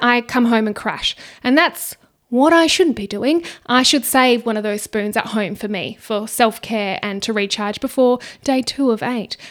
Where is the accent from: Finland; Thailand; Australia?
Australia; Perth, Western Australia; I just come from Perth. I have been here my whole life